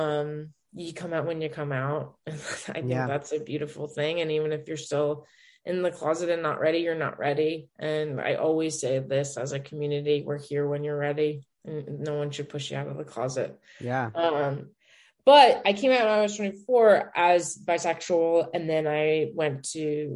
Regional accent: Denver, Colorado, United States; moved away as an adult; also born or lived in New York; now in Los Angeles, United States; I'm from Denver

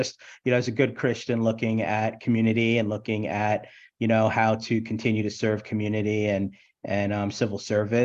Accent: New York City, New York, United States; also born or lived in Brooklyn; I was born in Brooklyn, Brookdale Hospital. And I was raised in Queens and Howard Beach, Queens, South Jamaica, Queens

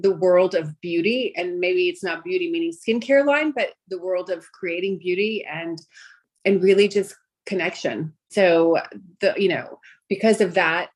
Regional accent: New York City, New York, United States; first language Greek; English is a second language; born and raised in Brooklyn, and primarily grew up most of my life there

